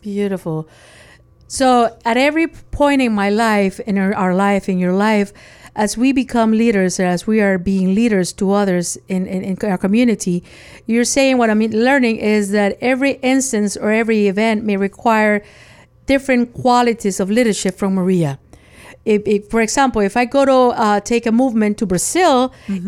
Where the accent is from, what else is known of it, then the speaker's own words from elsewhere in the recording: Nicaragua; moved away; I was born in Nicaragua. And as a child, my house had no AC